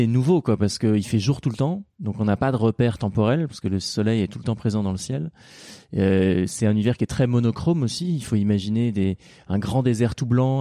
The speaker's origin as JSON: {"language": "French", "region": "Normandy", "country": "France", "tie": "born or raised there", "said": "On a grandi en Normandie"}